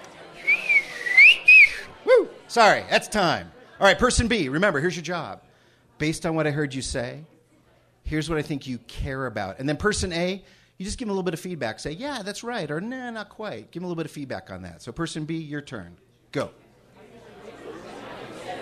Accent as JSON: {"language": "English", "town": "Cleveland Heights", "region": "Ohio", "country": "United States", "tie": "born or raised there", "said": "when I was growing up in Cleveland Heights, Ohio"}